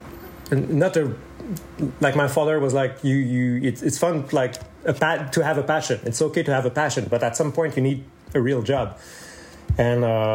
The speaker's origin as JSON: {"language": "English", "town": "Laval", "region": "Quebec", "country": "Canada", "also_born_or_lived": "Saint-Eustache, Quebec", "moved": "yes", "said": "I'm from Laval"}